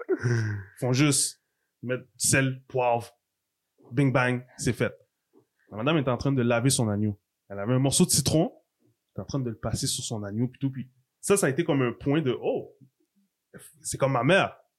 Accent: Quebec, Canada; Je suis haïtien aussi, d'origine mes parents sont haïtiens, c'est ma culture, ça fait partie de mon histoire. Mais je suis né au Québec.

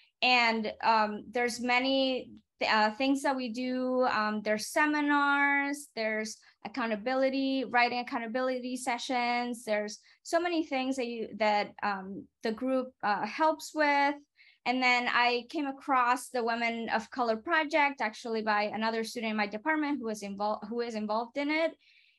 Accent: Puerto Rico; English is a second language; moved away as an adult; now in United States; I moved from Puerto Rico, and it was actually a really difficult time. I had a lot of trouble with language barriers.

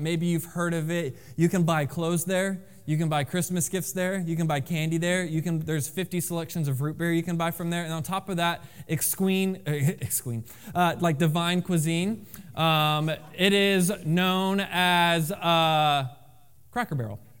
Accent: Florida, United States; moved away; I am from Florida

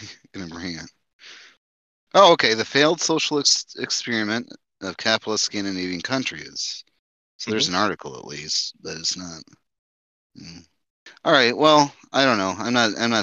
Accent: United States; I'm an American

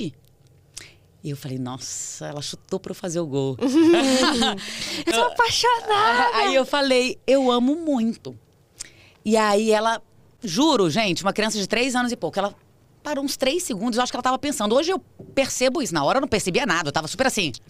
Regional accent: Brasília, Federal District, Brazil; moved away as an adult; now in São Paulo, Brazil; Eu sou de Brasília, sou nascida lá

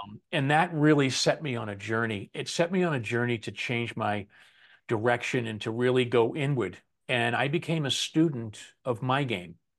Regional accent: Boston, Massachusetts, United States; moved away; my buddies back home where I grew up in Boston

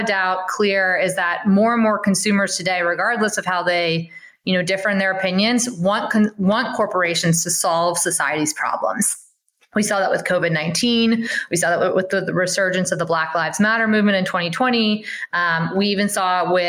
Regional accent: Louisiana, United States; moved away as an adult; also born or lived in New York / San Francisco; I'm from Louisiana, but I grew up or I started my career in New York and San Francisco

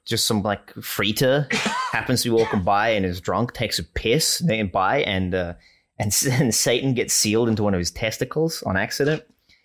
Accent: Australia; first language English

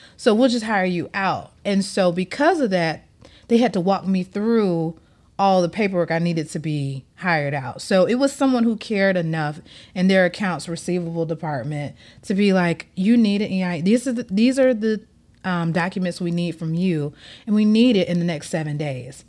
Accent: Atlanta, Georgia, United States; moved away as an adult; now in Miami, United States; I'm born and raised in Atlanta

